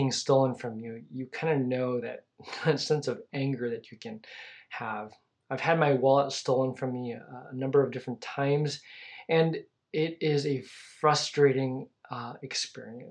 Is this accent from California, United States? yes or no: yes; California, United States; now in Texas, United States; I grew up in California